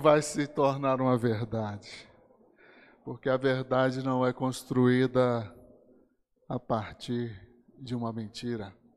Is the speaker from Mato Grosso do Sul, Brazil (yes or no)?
no; Brasília, Federal District, Brazil; nasci aqui. Quando eu era criança aqui em Brasília